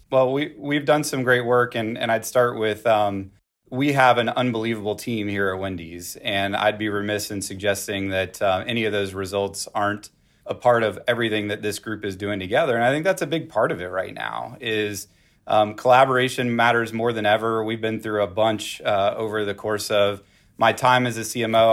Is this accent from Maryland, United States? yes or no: no; Texas, United States; I'm from Texas